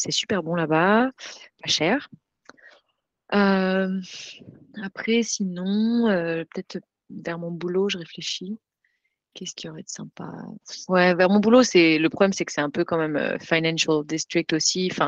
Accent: Grenoble, Auvergne-Rhône-Alpes, France; now in United States; je viens de Grenoble, je

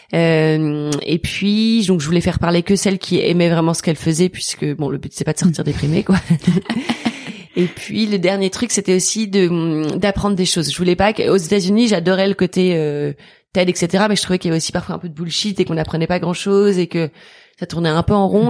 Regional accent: Toulouse, Occitania, France; moved away; also born or lived in Maisons-Laffitte; J'ai grandi à Toulouse. Euh, bon, j'ai toujours grandi à Toulouse

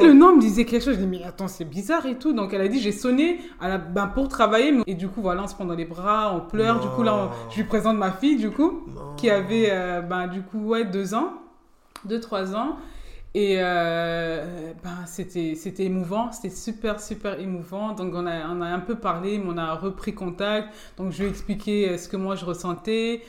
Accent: Forbach, Grand Est, France; also born or lived in Germany / Metz / Nancy; de base, je suis de Forbach.

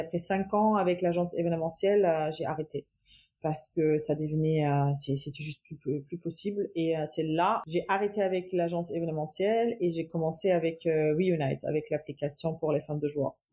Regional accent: Cologne, North Rhine-Westphalia, Germany; French is a second language; moved away as an adult; also born or lived in Dortmund, Germany / Toulouse, France; now in Amiens, France; Je suis née en Allemagne, précisément à Cologne. J'ai grandi là-bas, j'ai fait mes études là-bas

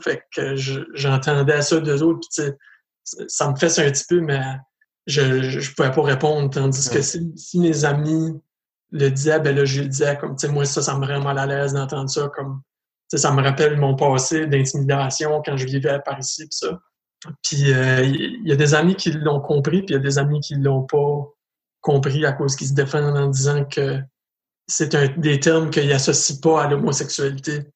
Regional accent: Edmundston, New Brunswick, Canada; moved away as an adult; also born or lived in Montreal, Quebec; je viens d'Edmundston au Nouveau-Brunswick, je suis un, ex-Montréalais, par contre. J'ai resté à Montréal pendant sept ans

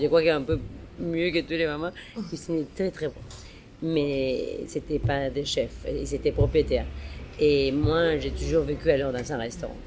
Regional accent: Mexico; moved away; la chef mexicaine

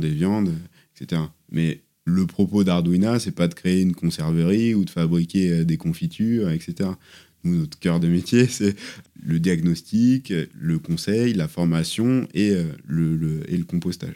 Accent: southern Sarthe, Pays de la Loire, France; also born or lived in Le Mans; moi je suis né au Mans, j'ai grandi dans le sud Sarthe

